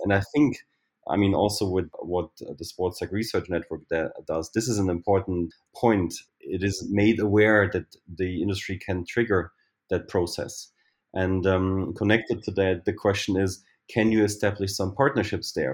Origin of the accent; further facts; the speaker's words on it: Germany; also born or lived in Berlin; I'm from Germany, and I live in Berlin